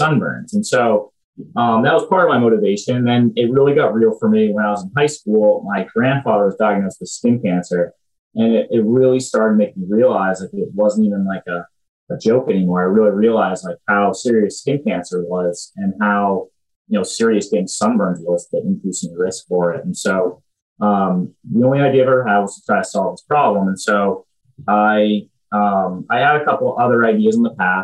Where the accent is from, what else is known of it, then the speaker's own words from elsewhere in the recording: Groton, Massachusetts, United States; I'm from Groton, Massachusetts originally. I was the first person in my high school to go to West Point.